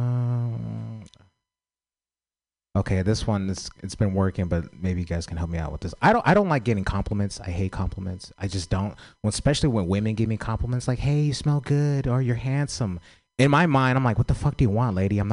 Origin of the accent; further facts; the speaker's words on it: San Francisco, California, United States; I grew up in San Francisco